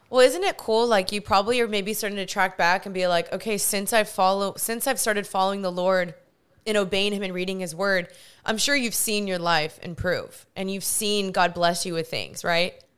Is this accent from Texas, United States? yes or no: yes; Texas, United States; also born or lived in California; even though we're both from Texas